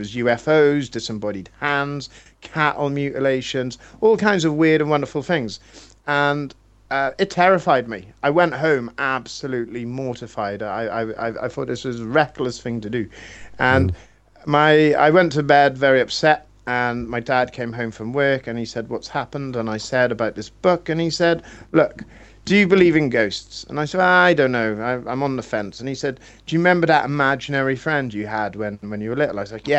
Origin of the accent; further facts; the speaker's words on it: Wales, United Kingdom; I'm Welsh.